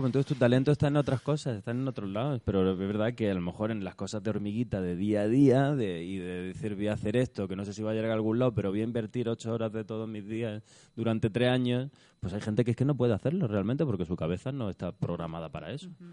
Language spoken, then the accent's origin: Spanish; Almería, Andalusia, Spain; moved away; y estaba en el Alquian, en mi pueblo